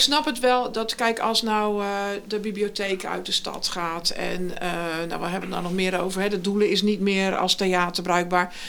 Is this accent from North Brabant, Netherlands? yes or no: no; Gorinchem, South Holland, Netherlands; ik kom uit de Lingenwijk, hè? dus ik heb mhm. onderaan die dijk gewoond.